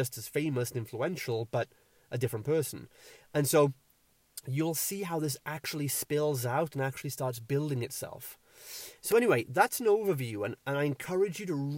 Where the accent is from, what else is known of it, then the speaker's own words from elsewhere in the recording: Wales, United Kingdom; I'm from Wales